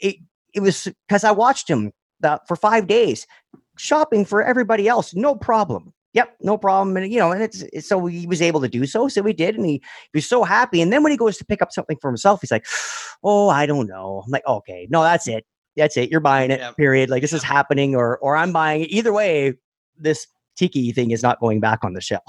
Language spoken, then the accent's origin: English; Toronto, Ontario, Canada; we're from the Toronto area in Canada